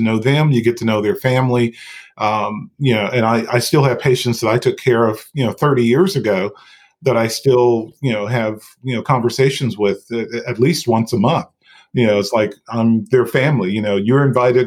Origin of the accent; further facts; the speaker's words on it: outside of Asheville, North Carolina, United States; moved away as an adult; now in Chapel Hill, United States; I had ICU experience from working in my hometown outside of Asheville, North Carolina